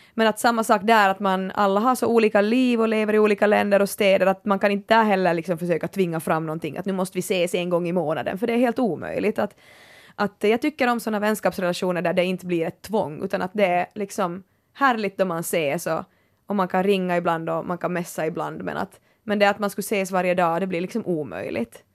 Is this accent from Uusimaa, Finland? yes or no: no; Kaskö and Närpes, Ostrobothnia, Finland; moved away; jag har haft sådär vet du kaskö i ryggen och, och närpes